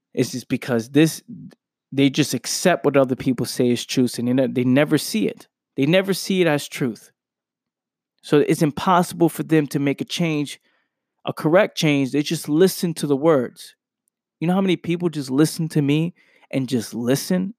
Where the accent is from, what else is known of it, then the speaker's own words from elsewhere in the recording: New York City, New York, United States; I'm from a place where I grew up in the Bronx, New York